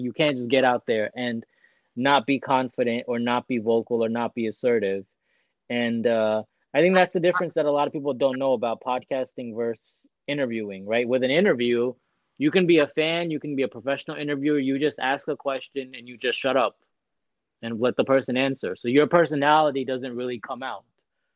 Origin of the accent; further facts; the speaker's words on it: United States; I'm an Indian American